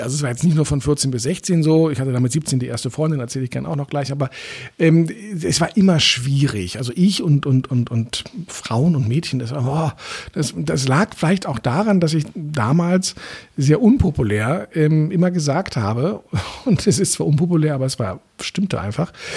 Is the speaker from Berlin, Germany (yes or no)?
yes; Berlin, Germany; ich bin in Eichkamp aufgewachsen